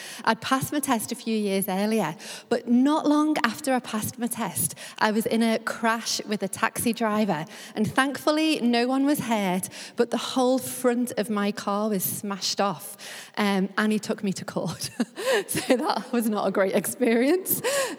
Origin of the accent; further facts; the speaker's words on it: Liverpool, North West England, United Kingdom; now in London, United Kingdom; I am originally from Liverpool, which will always hold a special place in my heart.